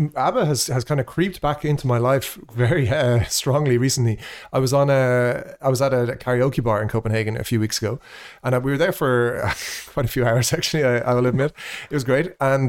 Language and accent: English; Ireland; Sorry, when I say we, of course, I mean me being Irish.